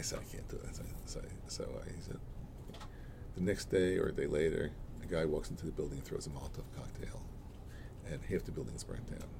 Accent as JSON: {"language": "English", "town": "New York City", "region": "New York", "country": "United States", "tie": "born or raised there", "also_born_or_lived": "Boston / Williamsburg, Brooklyn", "said": "my my block, Alabama Avenue in East New York. Uh, was like a little village."}